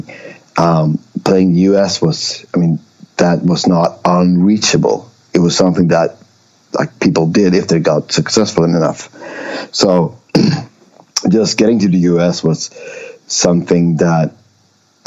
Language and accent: English; Umeå, Västerbotten County, Sweden; English is a second language; moved away as an adult; also born or lived in northern Sweden / small island in southern Sweden; when I was five or six years, we moved to Umeå, so that's where I grew up